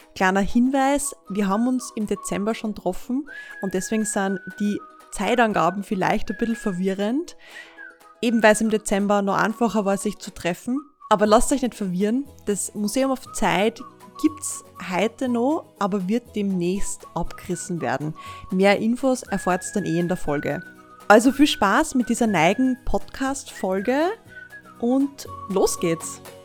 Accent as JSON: {"language": "German", "region": "Styria", "country": "Austria", "moved": "as an adult", "lives_now": "Linz, Austria", "said": "Ich bin ja aus der Steiermark"}